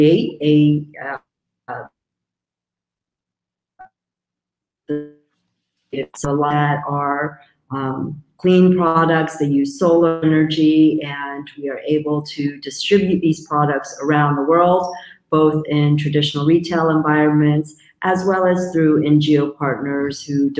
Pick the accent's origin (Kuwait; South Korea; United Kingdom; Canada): South Korea; moved away; Originally, I'm from South Korea, and for me personally, it's been a full circle journey. So I did grow up without access to electricity